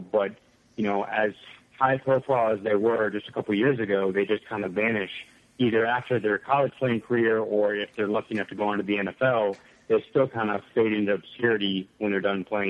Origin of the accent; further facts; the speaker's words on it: Central Ohio, United States; moved away as an adult; I grew up in Central Ohio